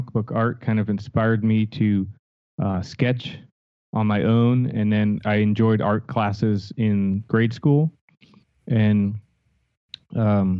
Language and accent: English; Stamford, Connecticut, United States; moved away as an adult; also born or lived in Los Angeles; I was born and raised in Connecticut, Stamford, Connecticut, so East Coast